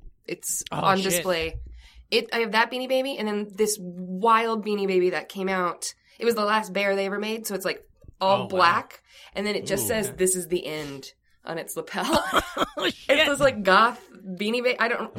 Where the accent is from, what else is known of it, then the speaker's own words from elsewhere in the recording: Albuquerque, New Mexico, United States; So I'm in Albuquerque, New Mexico, where I grew up.